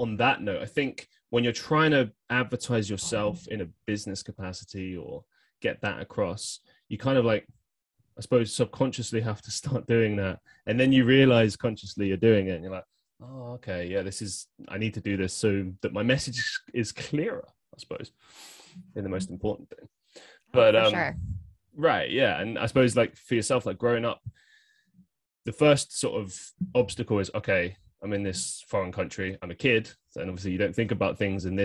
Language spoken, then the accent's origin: English; London, United Kingdom; I grew up in, well, Northwest London on a suburb